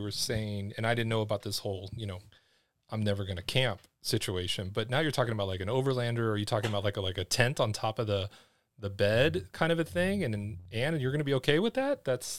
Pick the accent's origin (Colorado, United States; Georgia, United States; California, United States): California, United States; I'm originally from California.